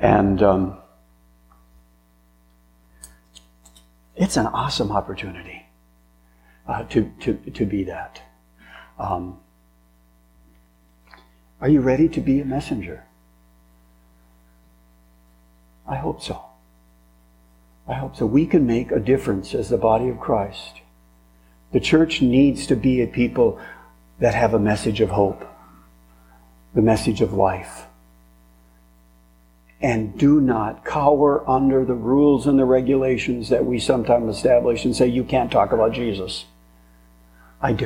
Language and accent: English; French Lake, United States; I grew up in French Lake